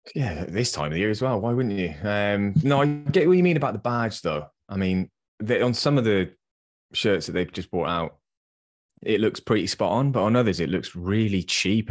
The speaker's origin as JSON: {"language": "English", "region": "England", "country": "United Kingdom", "said": "as English football fans"}